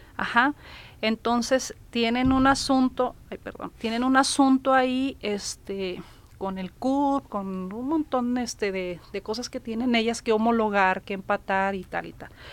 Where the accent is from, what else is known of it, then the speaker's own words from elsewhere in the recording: Sinaloa, Mexico; now in Nuevo León, Mexico; yo no estaba aquí en Nuevo León, creo que iba llegando, yo soy de Sinaloa